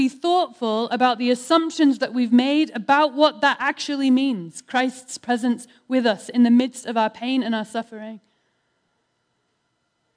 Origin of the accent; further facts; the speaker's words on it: United Kingdom; I'm British